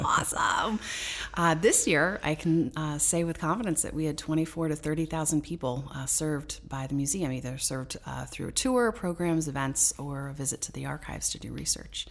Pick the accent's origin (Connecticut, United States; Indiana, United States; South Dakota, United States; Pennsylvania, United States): Connecticut, United States; Danbury; I grew up here in Danbury